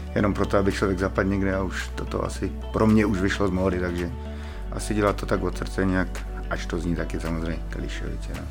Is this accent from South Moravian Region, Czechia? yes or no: no; Ostrava, Moravian-Silesian Region, Czechia; jsem z Ostravy. Proskovic, to je taková výzka, výzka na periferii, no, Ostravy.